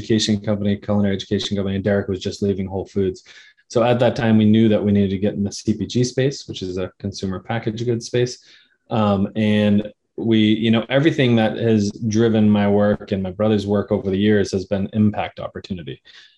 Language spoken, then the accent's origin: English; New England, United States; we grew up in New England. We saw, you know, seafood was very close to our diet growing up